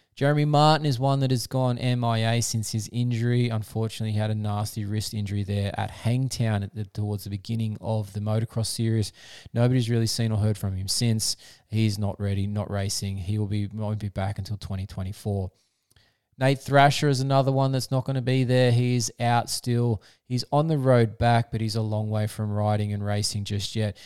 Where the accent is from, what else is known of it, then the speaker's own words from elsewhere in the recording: Australia; I'm an Aussie